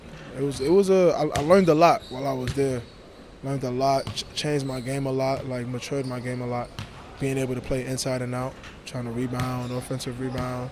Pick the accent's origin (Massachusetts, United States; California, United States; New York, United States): New York, United States; New York City; moved away as an adult; I was born in Brooklyn, New York